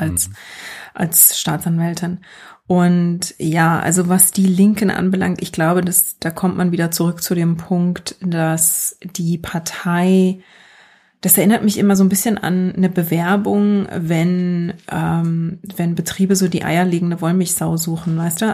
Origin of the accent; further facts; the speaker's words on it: Germany; now in United States; ich komme aus Deutschland